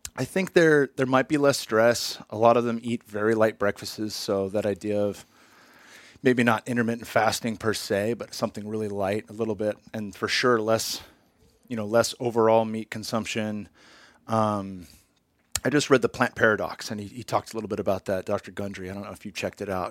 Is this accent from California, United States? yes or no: yes; Bay Area, California, United States; moved away; also born or lived in Arizona; since I was twelve years old in the Bay Area